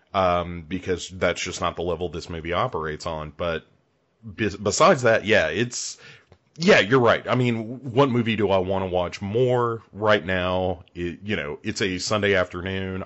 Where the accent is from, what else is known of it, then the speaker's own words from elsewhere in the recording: United States; I'm an American